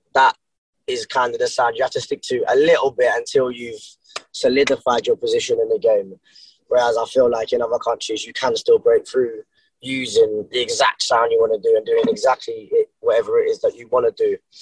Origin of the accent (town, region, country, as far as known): Brighton, South East England, United Kingdom; born or raised there